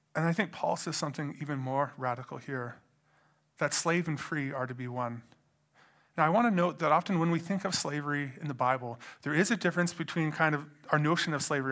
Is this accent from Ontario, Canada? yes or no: no; Edmonton, Alberta, Canada; I grew up in Edmonton